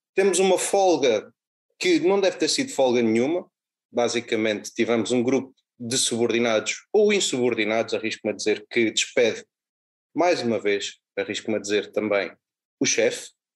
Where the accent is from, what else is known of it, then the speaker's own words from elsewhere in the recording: Alcanena, Santarém District, Portugal; also born or lived in Lumiar, Lisbon; now in Lisbon, Portugal; Eu sou natural de Alcanena, mas vivo no, no Lumiar